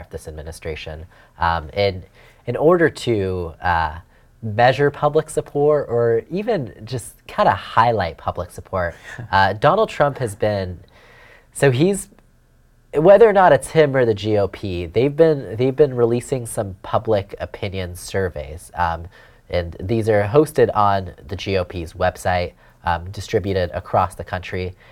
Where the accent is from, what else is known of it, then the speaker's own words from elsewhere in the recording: California, United States; out of the state of uh, California, out of my home state